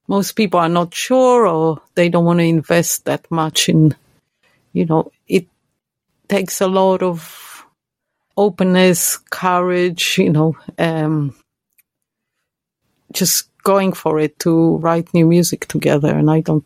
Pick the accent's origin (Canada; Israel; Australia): Israel; English is a second language; moved away; when I go there, of course I speak Hebrew